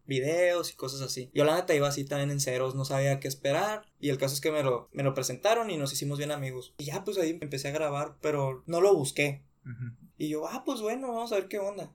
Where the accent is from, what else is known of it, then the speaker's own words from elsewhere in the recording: Nogales, Sonora, Mexico; moved away as an adult; now in Hermosillo, Mexico; yo nací aquí en Hermosillo, 96, tengo 23 años. Cuando tenía 3 años nos fuimos a Nogales